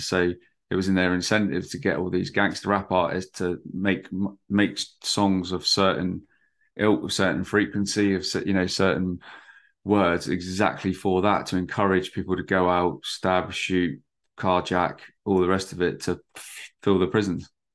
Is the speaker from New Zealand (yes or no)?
no; Bournemouth, South West England, United Kingdom; I'm from Bournemouth, which is, like, right on the south coast